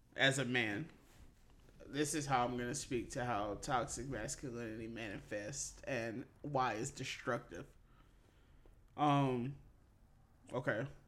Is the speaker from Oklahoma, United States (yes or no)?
no; Mississippi, United States; born or raised there